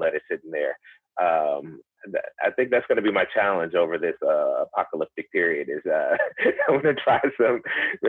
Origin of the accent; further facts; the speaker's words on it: the South, United States; I grew up in the South